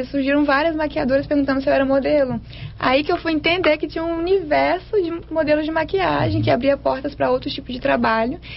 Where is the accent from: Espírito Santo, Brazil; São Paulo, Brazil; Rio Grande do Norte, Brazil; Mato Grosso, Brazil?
Espírito Santo, Brazil; Vitória; also born or lived in Linhares; Eu nasci em Linhares e vim para Vitória com dois anos de idade.